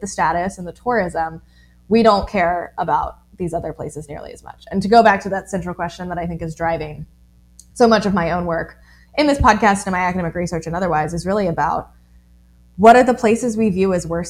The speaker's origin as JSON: {"language": "English", "town": "Charleston", "region": "South Carolina", "country": "United States", "tie": "born or raised there", "also_born_or_lived": "Lake Norman, North Carolina", "moved": "as an adult", "lives_now": "North Carolina, United States", "said": "growing up in Charleston"}